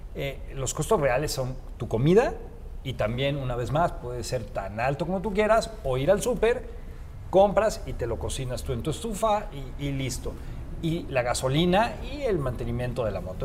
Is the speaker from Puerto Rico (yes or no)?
no; Mexico; como mexicanos, que somos un, país que no conocemos mucho de viaje